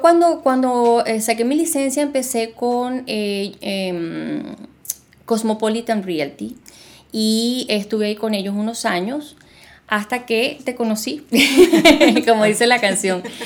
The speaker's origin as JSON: {"language": "Spanish", "town": "Caracas", "region": "Capital District", "country": "Venezuela", "tie": "born or raised there", "also_born_or_lived": "Buenos Aires, Argentina / Margarita Island, Venezuela", "moved": "as an adult", "lives_now": "Doral, United States", "said": "nací en Buenos Aires, Argentina, pero me crié en Venezuela, eh, me crié en Caracas"}